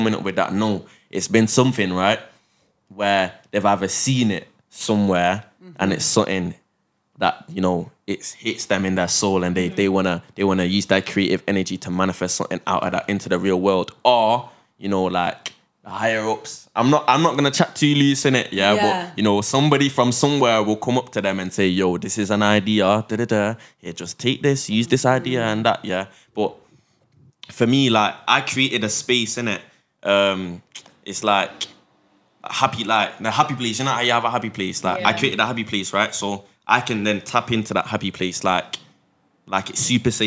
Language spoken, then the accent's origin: English; Manchester, North West England, United Kingdom; born and bred in Manchester. I was born at St. Mary's Hospital. I've never left England.